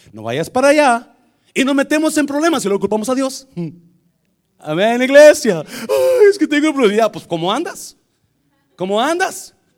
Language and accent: Spanish; Nayarit, Mexico; nosotros somos de Nayarit